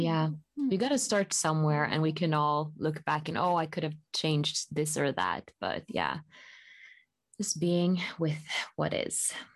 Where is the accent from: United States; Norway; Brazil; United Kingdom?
Norway; Bergen, Vestland; also born or lived in Rome, Italy; my hometown, Bergen.